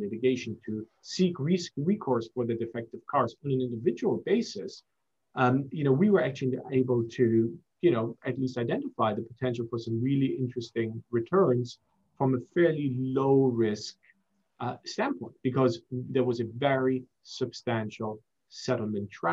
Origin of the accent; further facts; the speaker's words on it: Germany; also born or lived in Singapore / United States; now in London, United Kingdom; I was raised in Germany, went to university in the US, and live in London.